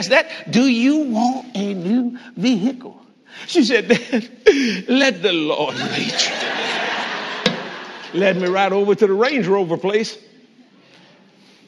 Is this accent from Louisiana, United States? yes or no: yes; New Orleans, Louisiana, United States; now in Texas, United States; we're all Cajun people born in New Orleans